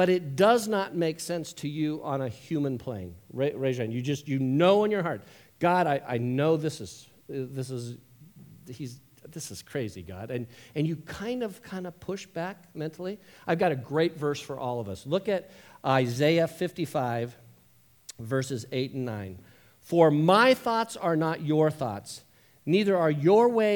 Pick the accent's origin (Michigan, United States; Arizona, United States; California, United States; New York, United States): California, United States; West Covina; moved away as an adult; also born or lived in Huntington Beach, California / Edina, Minnesota; I'm a Southern California dude. I grew up in West Covina, Huntington Beach